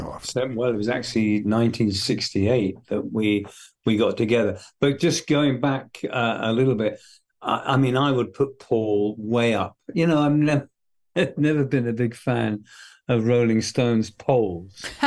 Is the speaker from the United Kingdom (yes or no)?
yes; a very remote part of England, United Kingdom; also born or lived in London; I was born and raised in London, and then we moved to the country from. So from when I was about seven to seventeen, I've lived in this very remote part of England